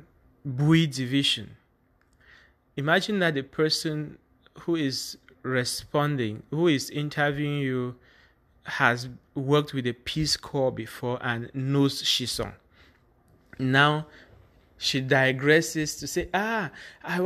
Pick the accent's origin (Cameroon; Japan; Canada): Cameroon; Bamenda, Northwest Region; When I say I'm from Bamenda